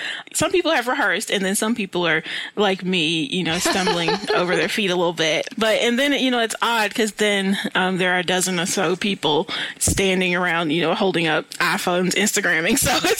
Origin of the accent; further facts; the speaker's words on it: Louisville, Kentucky, United States; now in Lexington, United States; And I'm actually from Louisville, so I'm familiar with your city.